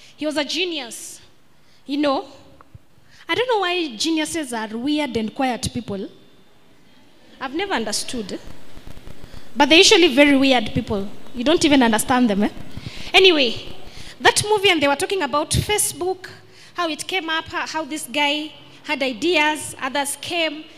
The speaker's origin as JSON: {"language": "English", "country": "Kenya", "said": "I am Kenyan."}